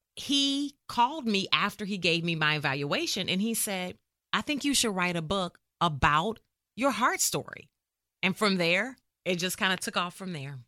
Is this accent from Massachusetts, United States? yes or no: no; Indianapolis, Indiana, United States; moved away as an adult; now in McKinney, United States; I am born and raised in Indianapolis, Indiana, but I got to Texas as soon as I could